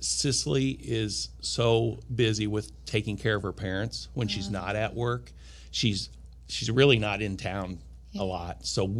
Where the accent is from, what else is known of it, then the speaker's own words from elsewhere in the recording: Watseka, Illinois, United States; my hometown of Watseka